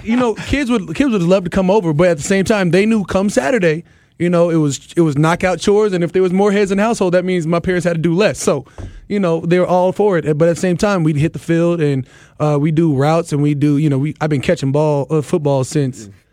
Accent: Arizona, United States; moved away; also born or lived in Minnesota / California; I'm a West Coast kid, man. I'm from Arizona. I went to school in Cali.

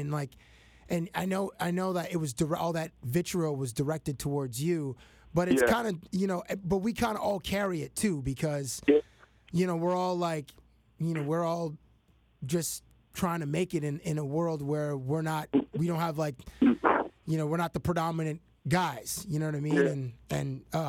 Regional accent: Toronto, Ontario, Canada; we grew up in Canada, we grew up in Toronto

